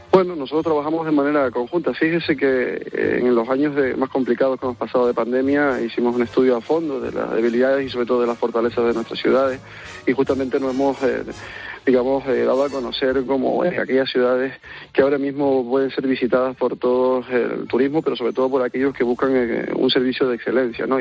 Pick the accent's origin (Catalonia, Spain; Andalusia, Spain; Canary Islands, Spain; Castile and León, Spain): Canary Islands, Spain; San Cristóbal de La Laguna; nosotros, pues como en este caso como laguneros y las laguneras